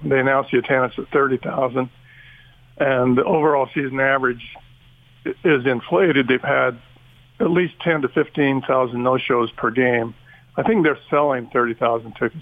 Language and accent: English; Utah, United States; also born or lived in Oregon; now in Tucson, United States; I grew up in Utah